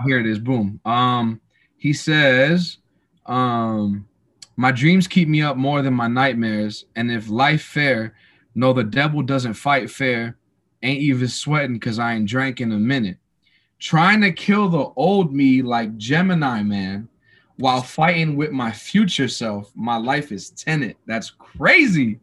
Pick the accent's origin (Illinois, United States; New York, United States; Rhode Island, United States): New York, United States; New York City; also born or lived in New Jersey; now in Atlanta, United States; I was born and raised in New York City. Um, moved to New Jersey uh, halfway through my life